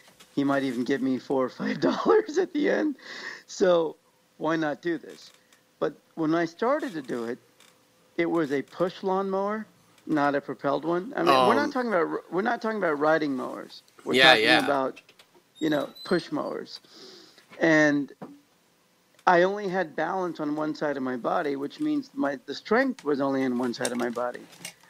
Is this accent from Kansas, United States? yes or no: yes; Overland Park, Kansas, United States; now in California, United States; I grew up in Overland Park, Kansas, which is a suburb on the Kansas side of the Kansas-Missouri border where Kansas City lies.